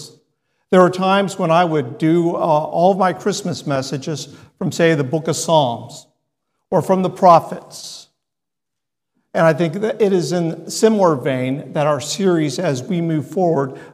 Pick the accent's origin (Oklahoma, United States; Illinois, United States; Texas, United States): Texas, United States; I'm a Texan